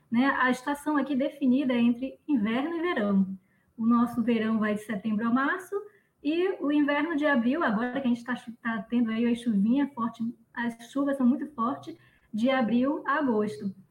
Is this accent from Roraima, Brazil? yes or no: yes; Boa Vista, Roraima, Brazil; Eu cresci na, aqui em Boa Vista ouvindo sobre o Monte Roraima.